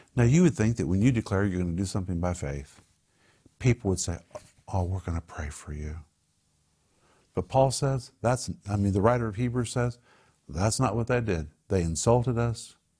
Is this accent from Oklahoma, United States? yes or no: yes; Tulsa, Oklahoma, United States; I grew up in Tulsa